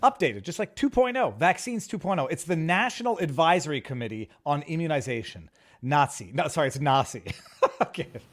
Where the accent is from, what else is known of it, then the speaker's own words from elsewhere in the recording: Canada; I'm Canadian